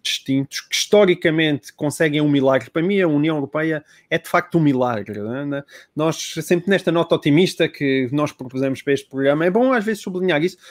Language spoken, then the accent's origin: Portuguese; Portalegre District, Portugal; Eu sou de Porto Alegre